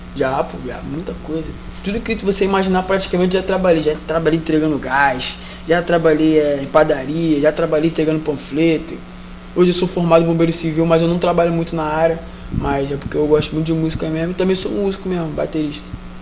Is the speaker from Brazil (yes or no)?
yes; Rio de Janeiro, Brazil; sou do Rio de Janeiro, Vila Militar, Magalhães Bastos.